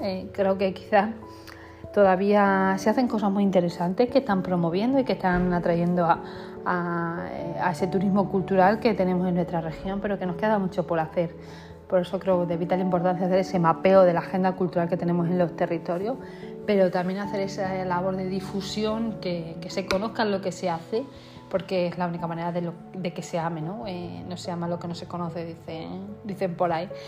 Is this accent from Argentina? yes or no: no; north of Cáceres, Extremadura, Spain; yo que procedo del norte de Cáceres